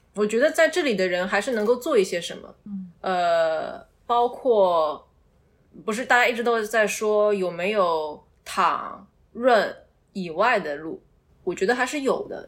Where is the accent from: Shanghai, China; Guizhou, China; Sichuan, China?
Shanghai, China; 作为一个土生土长的人